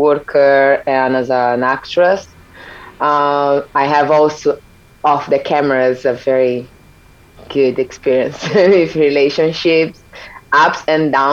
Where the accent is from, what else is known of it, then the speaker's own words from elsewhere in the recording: São Paulo, Brazil; moved away as an adult; I'm from Brazil. This is very important to remind people. I'm from São Paulo originally, and I live almost everywhere in this world for the past 11 years